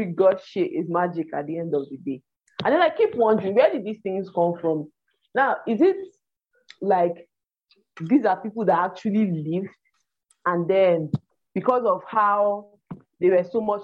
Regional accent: Nigeria

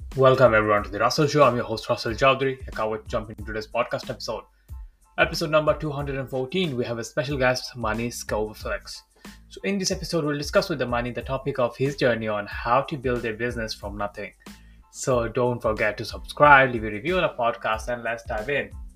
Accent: Bangladesh; I'm from Bangladesh myself

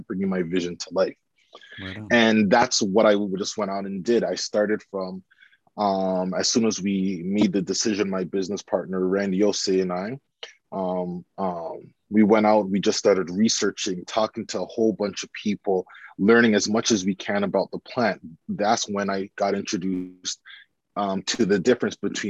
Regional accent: Canada; also born or lived in United Kingdom; returning home to Canada

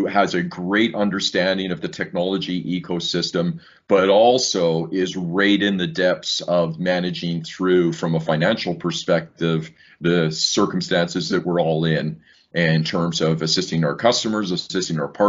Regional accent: Saskatoon, Saskatchewan, Canada; moved away as an adult; also born or lived in England / Ireland / Australia / Seoul, Korea; growing up in Saskatoon, Saskatchewan

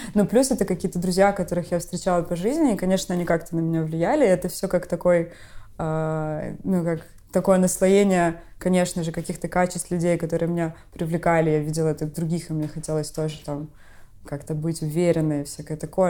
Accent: Odesa, Odesa Oblast, Ukraine; moved away; я из Одессы, и как бы у нас такой особенный стиль разговора

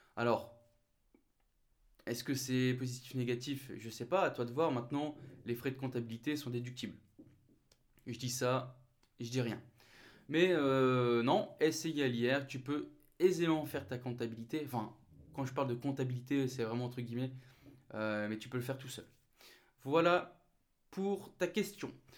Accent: the Nord, Hauts-de-France, France; moved away; je remonte chez moi dans le Nord, d'où je suis originaire

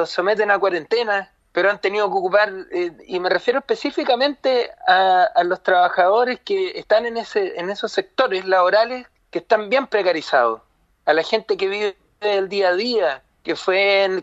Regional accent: Chile; nos ha tocado como chilenas y chilenos, lo, hemos pasado mal en realidad

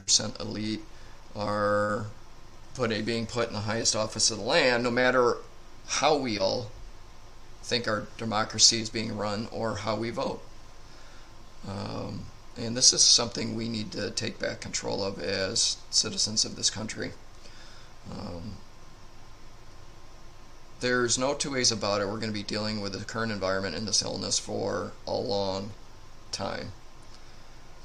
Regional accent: United States; as American citizens

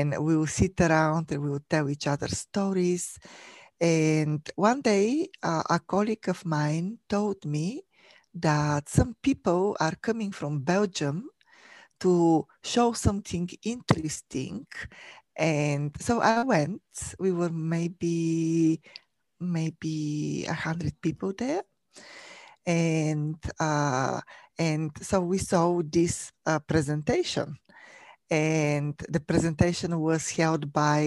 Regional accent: Bulgaria; moved away as an adult; now in United States; I was born and raised in Bulgaria, in Europe.

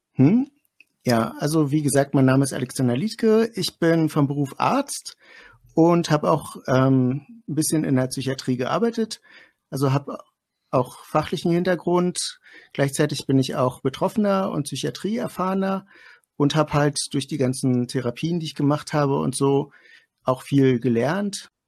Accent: Greifswald, Mecklenburg-Vorpommern, Germany; ich komme aus Greifswald, das ist in Mecklenburg-Vorpommern

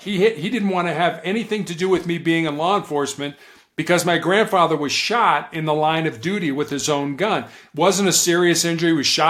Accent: Chicago, Illinois, United States; born or raised there; also born or lived in Charleston, South Carolina

